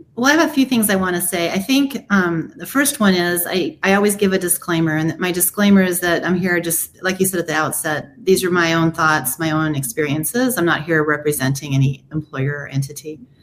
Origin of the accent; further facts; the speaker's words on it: United States; I was born here in America.